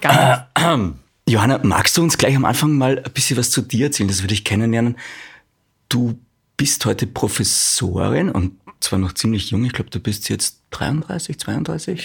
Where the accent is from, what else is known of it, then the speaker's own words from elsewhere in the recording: Austria; bei uns in Österreich